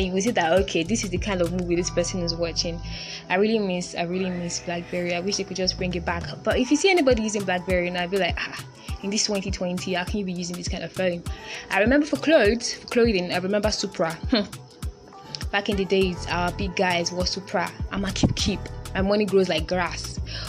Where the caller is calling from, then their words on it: Lagos, Nigeria; I'm your amazing host … I'm podcasting live from Lagos, Nigeria. It's a beautiful Thursday here and it's almost 6 p.m.